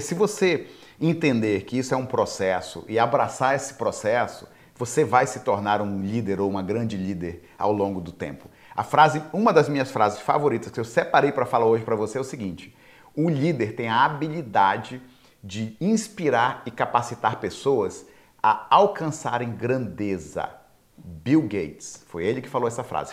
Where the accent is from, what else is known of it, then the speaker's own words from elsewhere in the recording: Belém, Pará, Brazil; moved away as an adult; now in United States; Eu, brasileiro de Belém do Pará